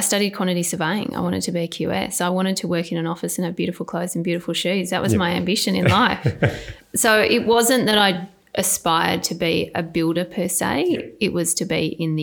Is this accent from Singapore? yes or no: no; Sydney, New South Wales, Australia; I was born in Sydney, Royal North Shore Hospital. Grew up in Lynfield